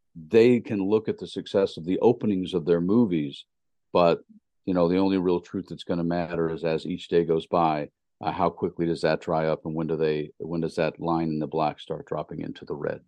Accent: Tennessee, United States; moved away; I'm from Tennessee

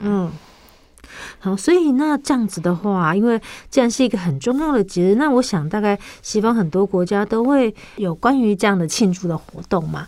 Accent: Taiwan; 营养口粮是我们台湾很久以来，就是已经很久呃。应该说很久之前就有一种东西

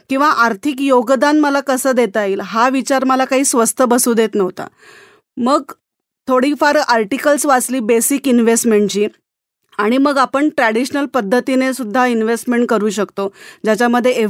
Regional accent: Mumbai, Maharashtra, India; मी मुळची मुंबईची त्याच्यामुळे माझं शिक्षण आणि नोकरीची पहिली संधीसुद्धा मला मुंबईतच मिळाली

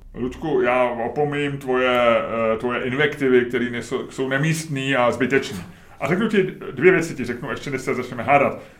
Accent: Czechia; jsme řekli z Česka

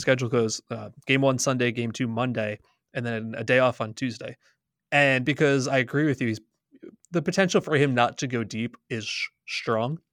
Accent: New Jersey, United States; I'm from New Jersey

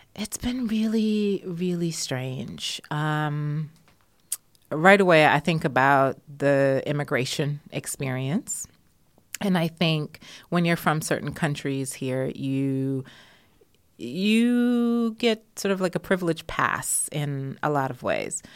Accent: United States; also born or lived in Jamaica; now in United Kingdom; I grew up um, with African-American culture and history

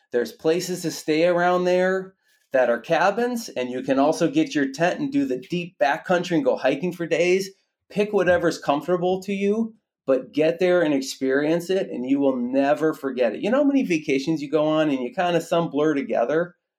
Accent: Minnesota, United States; myself and my co-founder, my wife, we're both from Minnesota

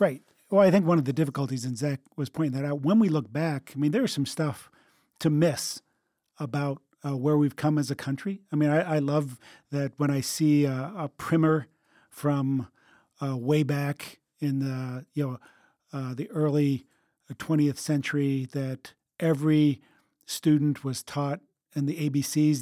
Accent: United States

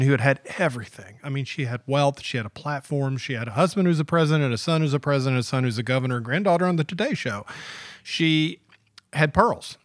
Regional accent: Georgia, United States; I grew up in Georgia

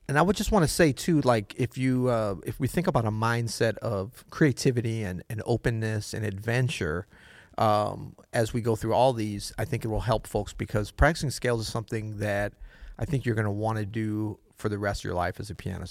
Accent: Florida, United States; Florida, what you know about Florida? My home state

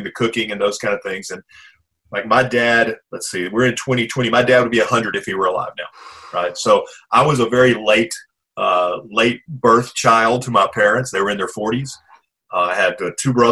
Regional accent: Pine Bluff, Arkansas, United States; I was born in Pine Bluff, Arkansas

